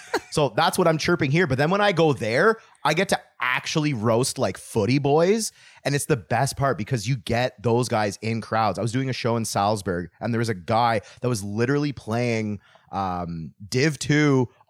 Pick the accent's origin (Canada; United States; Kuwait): Canada; Metcalfe, Ontario; now in Ottawa, Canada; I grew up in Metcalf and I thought that we were like a super hillbilly town